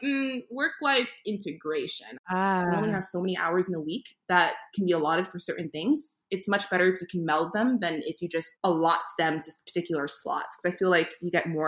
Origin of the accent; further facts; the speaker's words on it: New York City, New York, United States; also born or lived in Saint Martin; now in Rhode Island, United States; I grew up in Queens, New York